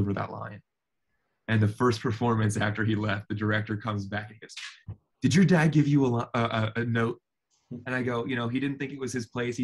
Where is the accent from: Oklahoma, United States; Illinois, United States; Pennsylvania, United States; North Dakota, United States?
Pennsylvania, United States; Philadelphia; moved away as an adult; also born or lived in New York City, United States; now in Los Angeles, United States; I'm Philadelphian through and through. I grew up partly in New York as well, in Hell's Kitchen